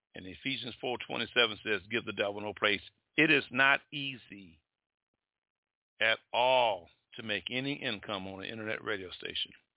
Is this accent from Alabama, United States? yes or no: yes; Mobile, Alabama, United States; I'm from Mobile, Alabama